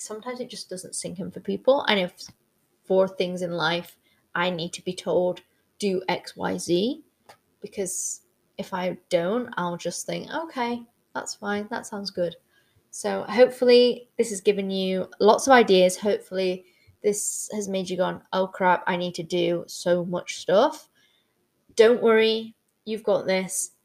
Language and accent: English; United Kingdom; I am Brit in the Six